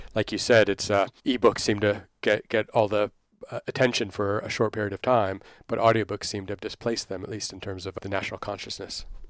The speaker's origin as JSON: {"language": "English", "town": "Dallas", "region": "Texas", "country": "United States", "tie": "born or raised there", "moved": "yes", "lives_now": "London, United Kingdom", "said": "I grew up in Dallas there"}